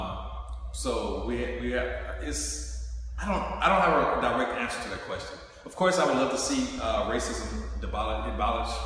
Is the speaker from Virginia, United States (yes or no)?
no; Houston, Texas, United States; Born and raised, yeah, Houston